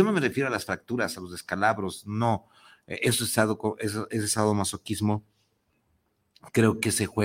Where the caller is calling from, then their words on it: Guadalajara, Jalisco, Mexico; Ok, Anónima, saludos al Arte Vivir en Pareja, soy de aquí de Guadalajara por Plaza del Sol.